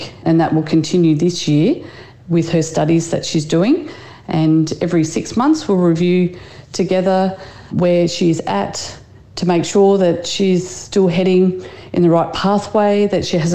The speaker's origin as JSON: {"language": "English", "region": "New South Wales", "country": "Australia", "tie": "born or raised there", "said": "I grew up in New South Wales."}